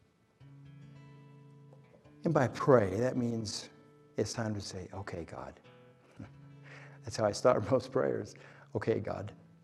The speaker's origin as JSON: {"language": "English", "region": "Oklahoma", "country": "United States", "tie": "born or raised there", "moved": "yes", "said": "I grew up in Oklahoma, by the way. All my family is still in Oklahoma. That's why I talk like this"}